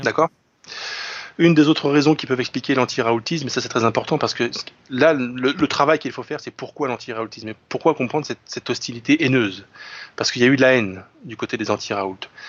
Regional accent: France; je suis un français enraciné

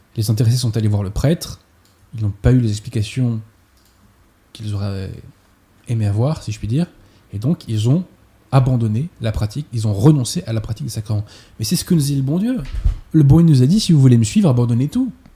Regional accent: France; en tant que Français

